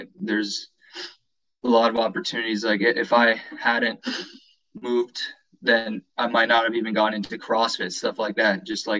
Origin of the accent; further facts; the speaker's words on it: Seattle, Washington, United States; also born or lived in Romania; And so my family didn't know that they were going to move over here to the United States until I was like 2 years old. Mm-hmm. And so I've lived here most of my life, but you know, I still have those roots back home.